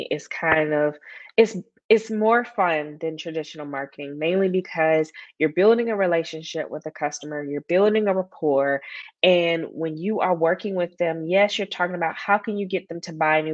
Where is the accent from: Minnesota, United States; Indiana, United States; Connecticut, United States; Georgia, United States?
Georgia, United States; Atlanta; moved back to my hometown of Atlanta